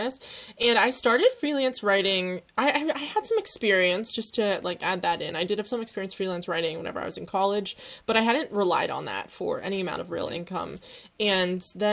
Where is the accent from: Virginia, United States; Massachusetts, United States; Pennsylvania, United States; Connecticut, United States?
Pennsylvania, United States; moved away as an adult; also born or lived in Chicago; now in Netherlands; I'm currently freezing to slowly in the Netherlands, but I'm from Pennsylvania in the US.